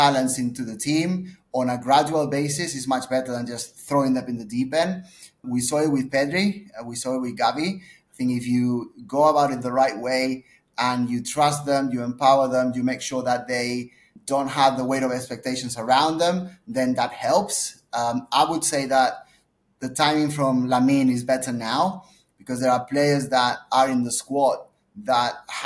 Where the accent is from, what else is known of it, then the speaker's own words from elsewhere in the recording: Barcelona, Catalonia, Spain; moved away; I was obviously from Barcelona originally